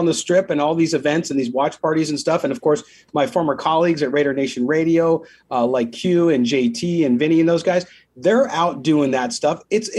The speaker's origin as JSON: {"language": "English", "town": "San Diego", "region": "California", "country": "United States", "tie": "born or raised there", "also_born_or_lived": "Las Vegas", "moved": "yes", "said": "I grew up in San Diego."}